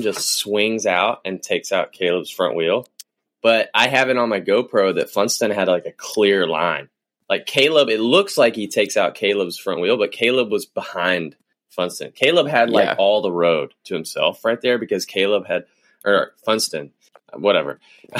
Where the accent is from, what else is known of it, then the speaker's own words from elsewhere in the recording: United States; here in my hometown